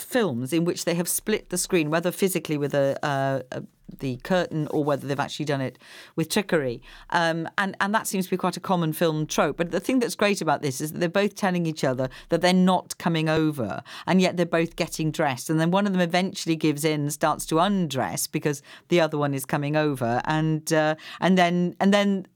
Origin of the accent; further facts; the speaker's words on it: Wales, United Kingdom; moved away; I come from Wales